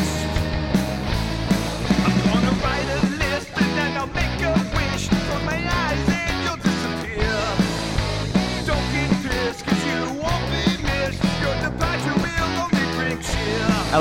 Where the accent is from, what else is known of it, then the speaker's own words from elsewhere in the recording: Indiana, United States; I'm from Indiana.